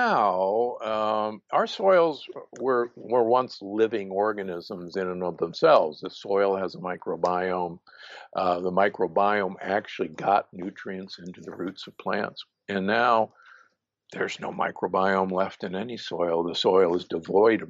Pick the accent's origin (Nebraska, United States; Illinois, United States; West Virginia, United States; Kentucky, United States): Nebraska, United States; Omaha; I grew up in Omaha, Nebraska, which is, believe me, a meat-eating town